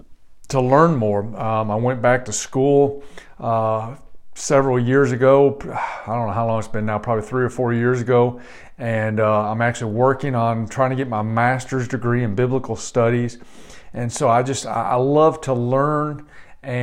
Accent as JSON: {"language": "English", "region": "Michigan", "country": "United States", "moved": "yes", "lives_now": "Perry, Georgia, United States", "said": "I come from Michigan"}